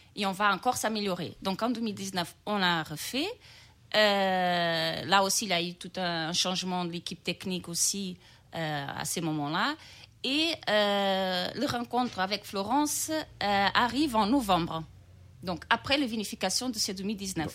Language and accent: French; Portugal; French is a second language; also born or lived in Brazil / Bordeaux, France; now in France; je suis née au Brésil, j'ai grandi au Portugal